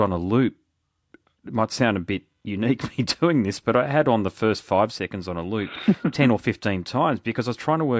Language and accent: English; Brisbane, Queensland, Australia; I'm from Brisbane